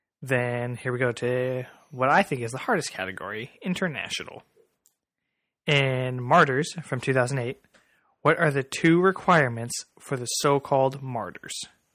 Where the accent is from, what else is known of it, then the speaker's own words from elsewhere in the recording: Central Valley of California, United States; We're from the Central Valley of California